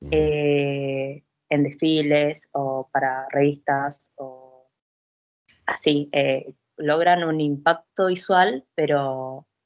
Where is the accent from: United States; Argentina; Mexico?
Argentina; Chaco; Sí, yo viví mucho tiempo en el Chaco